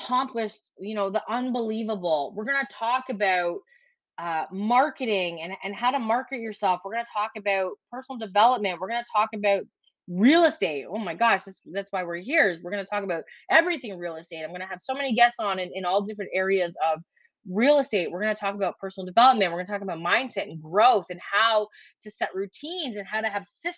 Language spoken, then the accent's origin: English; Ontario, Canada; now in Prince Edward Island, Canada; I am from Canada, originally from Ontario, and I currently live in Prince Edward Island.